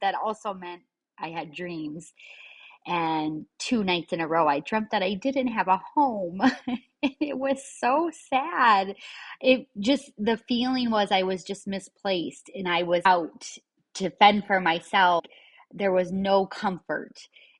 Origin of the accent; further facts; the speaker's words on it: Michigan, United States; moved away as an adult; now in Florida, United States; I left my home state of Michigan and I finally moved to my dream state of Florida